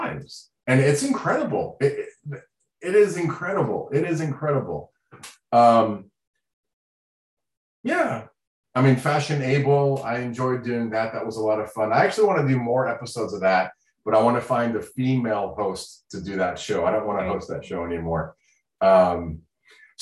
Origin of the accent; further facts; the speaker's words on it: Florida, United States; first language Sign language; English is a second language; I grew up in Florida